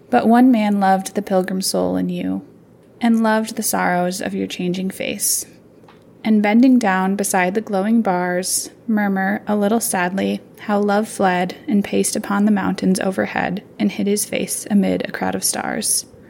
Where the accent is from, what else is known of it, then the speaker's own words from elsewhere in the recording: Alaska, United States; moved away as an adult; also born or lived in Indiana / San Diego / Seattle; now in Boise, United States; I'm originally from Alaska